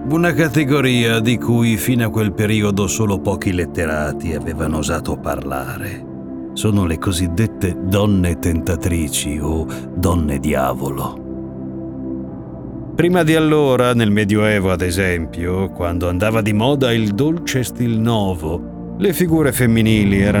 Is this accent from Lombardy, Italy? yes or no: no; Ferrara, Emilia-Romagna, Italy; Siamo a Ferrara, la mia città d'origine nella quale sono cresciuto per un po'.